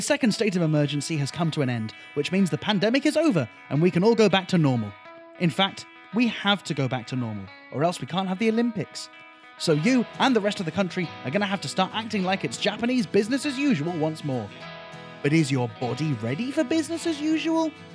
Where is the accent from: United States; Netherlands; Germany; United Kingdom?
United Kingdom; born or raised there; moved away as an adult; now in Malaysia